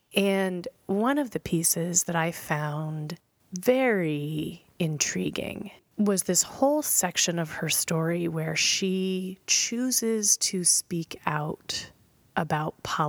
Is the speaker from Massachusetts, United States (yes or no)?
no; Tennessee, United States; I'm from Tennessee.